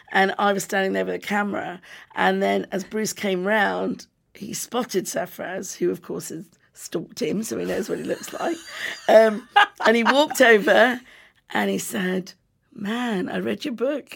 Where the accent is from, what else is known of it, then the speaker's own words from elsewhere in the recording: United Kingdom; I'm British